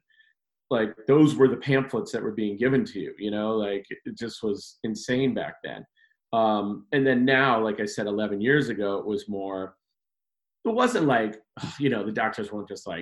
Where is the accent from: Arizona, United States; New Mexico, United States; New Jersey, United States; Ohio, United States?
Ohio, United States; Cleveland; also born or lived in Chicago, Illinois / Medina, Ohio; I'm from Cleveland area